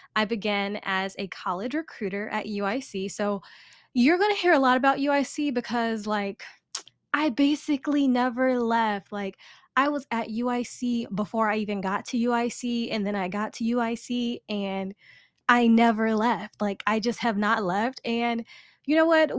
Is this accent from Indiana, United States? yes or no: no; Chicago, Illinois, United States; I am a born and raised Chicago girl, South Side